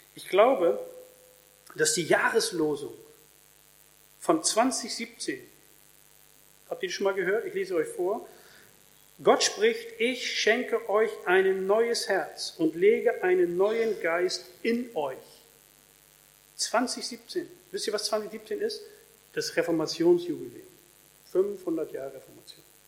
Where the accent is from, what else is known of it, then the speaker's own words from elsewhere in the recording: Germany; in Deutschland